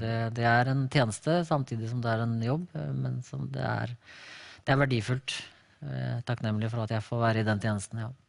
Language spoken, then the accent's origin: Norwegian; Larvik, Vestfold, Norway; Jeg er født og oppvokst bare to kilometer unna der vi nå bor.